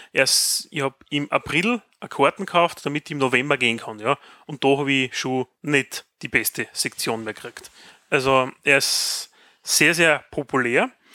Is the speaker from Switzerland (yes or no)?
no; Graz, Styria, Austria; bei uns in Graz